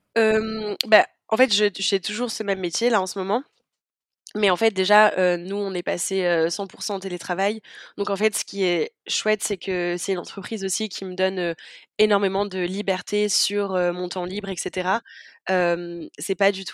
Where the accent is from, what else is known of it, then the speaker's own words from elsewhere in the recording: southern France, France; now in Amsterdam, Netherlands; je viens du sud de la France et j'habite à Amsterdam en ce moment aux Pays-Bas